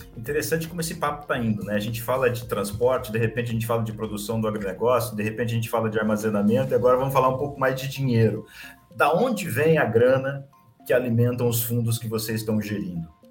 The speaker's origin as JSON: {"language": "Portuguese", "region": "interior of São Paulo", "country": "Brazil", "said": "eu sou do interior de São Paulo"}